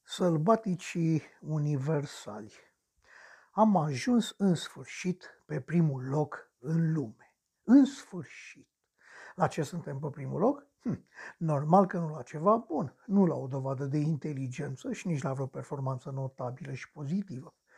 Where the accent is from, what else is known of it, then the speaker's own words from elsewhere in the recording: Romania; Sunt român